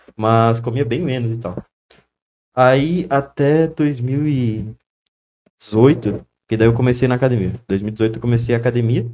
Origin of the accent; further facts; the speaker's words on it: Nova Prata, Rio Grande do Sul, Brazil; also born or lived in Santa Maria, Brazil; Eu nasci em Nova Prato